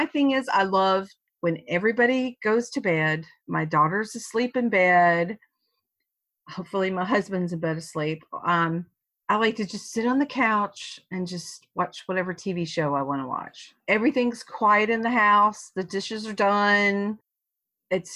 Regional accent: the South, United States; I was born, I was brought up in the South.

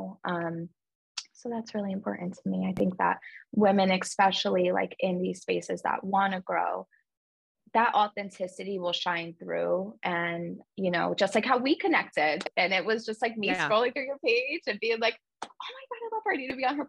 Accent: New York, United States; moved away as an adult; also born or lived in Mississippi; now in Washington, D.C., United States; so I'm from New York, but I'm from like a small town right outside of the city. So when you grow up in a small town

